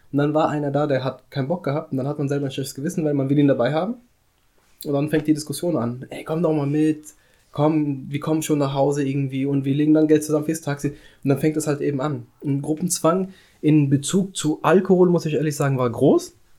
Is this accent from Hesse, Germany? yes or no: yes; Frankfurt am Main, Hesse, Germany; Ich bin hier in Frankfurt am Main zur Schule gegangen